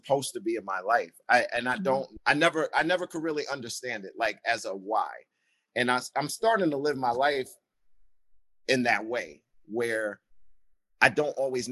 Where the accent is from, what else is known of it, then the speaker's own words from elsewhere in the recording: Rockland, New York, United States; I'm from Rockland